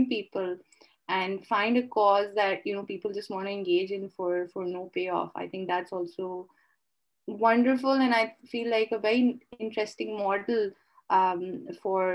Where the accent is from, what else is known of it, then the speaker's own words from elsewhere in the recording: Lahore, Punjab, Pakistan; as a Pakistani and as a Lahori